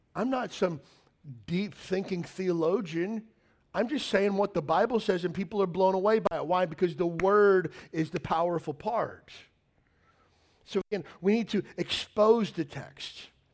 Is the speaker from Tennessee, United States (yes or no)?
no; Kentucky, United States; I grew up in Kentucky